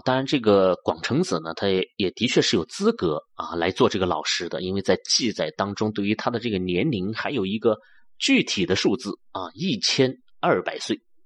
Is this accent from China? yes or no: yes; China; 我们中国人